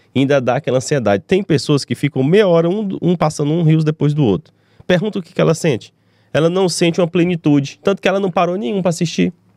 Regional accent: Teresina, Piauí, Brazil; also born or lived in Belo Horizonte, Minas Gerais; Nasci aqui em Teresina

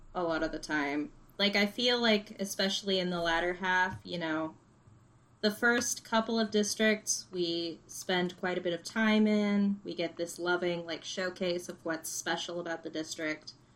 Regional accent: Arizona, United States; I'm from Arizona. Mm-hmm. Um, that's where my family lives

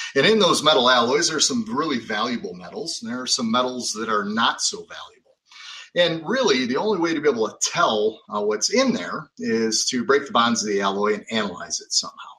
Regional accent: Lake County, Illinois, United States; moved away as an adult; also born or lived in Wisconsin; I was uh, born and raised in Lake County, Illinois, so right near the Wisconsin border.

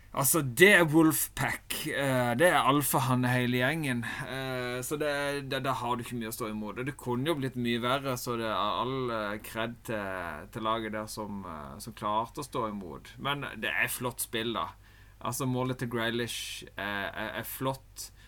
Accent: Norway; En sitter jo der som nordmann

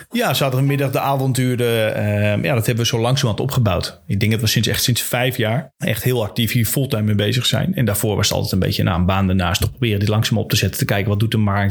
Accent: Friesland, Netherlands; We komen altijd uit Friesland

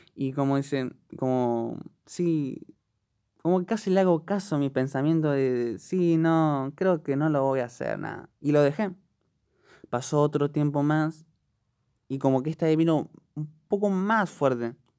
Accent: Buenos Aires, Argentina; soy de Argentina, Buenos Aires

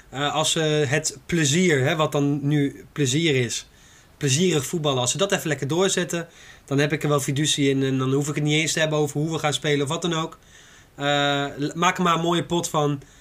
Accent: Zwolle, Overijssel, Netherlands; Ik ben een Zwollenaar.

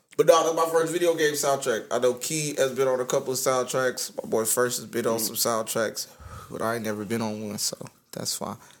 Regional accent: United States; also born or lived in Jamaica (ancestry); I was born over here.

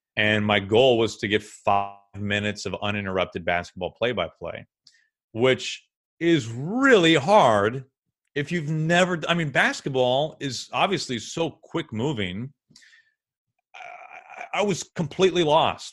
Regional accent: St. Louis, Missouri, United States; moved away; a trade school in Saint Louis, my hometown

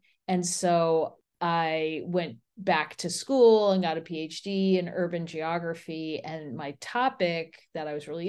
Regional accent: Midwest, United States; also born or lived in Chicago / Erie / Buffalo; So I grew up all over the Midwest in different cities, including Chicago, Erie, Pennsylvania, Buffalo.

